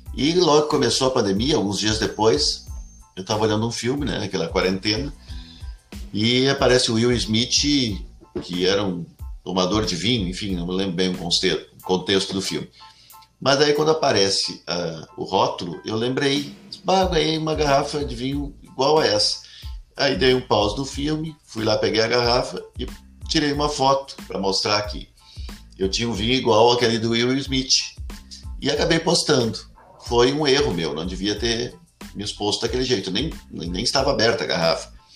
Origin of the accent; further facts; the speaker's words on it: Cachoeirinha, Rio Grande do Sul, Brazil; also born or lived in Gravataí; eu sou natural de Cachoeirinha mesmo, uma cidadezinha que uma cidade ao lado de Porto Alegre, né? Foi emancipada de Gravataí